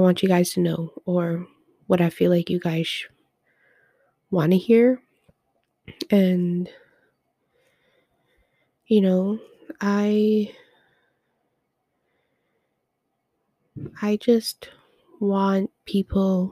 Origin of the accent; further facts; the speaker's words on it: Edmonton, Alberta, Canada; also born or lived in northern Canada; I was born in Edmonton.